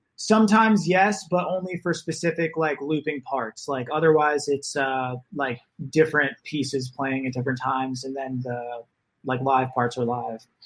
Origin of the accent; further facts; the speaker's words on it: Naples, Florida, United States; moved away as an adult; also born or lived in Boston; now in Los Angeles, United States; I am from Florida, grew up in Naples